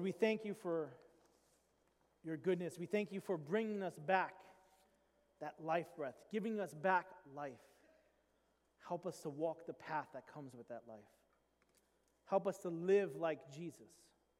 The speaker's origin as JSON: {"language": "English", "region": "New York", "country": "United States", "tie": "born or raised there", "said": "I grew up in New York"}